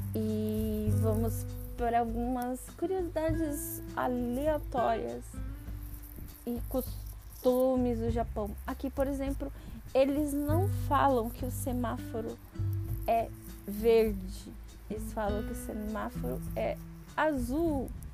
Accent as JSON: {"language": "Portuguese", "region": "São Paulo", "country": "Brazil", "moved": "as an adult", "lives_now": "Japan", "said": "eu nunca saí de São Paulo"}